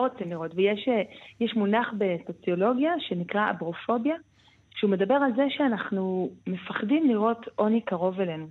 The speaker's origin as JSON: {"language": "Hebrew", "town": "Jerusalem", "region": "Jerusalem District", "country": "Israel", "said": "ואני אומרת את זה בתור ירושלמית"}